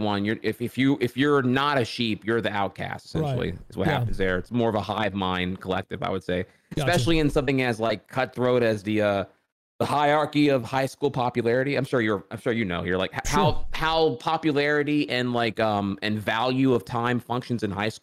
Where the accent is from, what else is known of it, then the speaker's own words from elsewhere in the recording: rural Louisiana, United States; also born or lived in Orlando, Florida; So I was born in Orlando, Florida, but parents divorced, and long story short, my mom won full custody and we moved back to where she's from, which is Louisiana. And and I went from like, you know, metropolis Orlando, full of diversity, to like small town rural Louisiana.